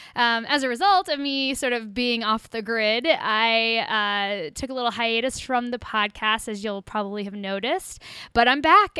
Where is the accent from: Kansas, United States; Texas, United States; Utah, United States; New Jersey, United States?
Kansas, United States; Growing up in Kansas